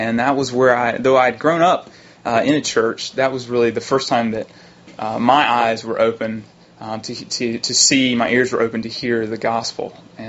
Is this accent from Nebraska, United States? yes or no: no; Rock Hill, South Carolina, United States; moved away as an adult; now in Washington, D.C., United States; From Rock Hill, South Carolina, originally.